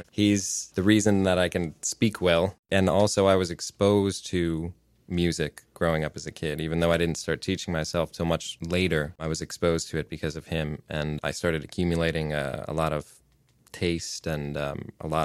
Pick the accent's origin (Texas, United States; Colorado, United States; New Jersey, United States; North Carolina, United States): New Jersey, United States; Uh, New Jersey.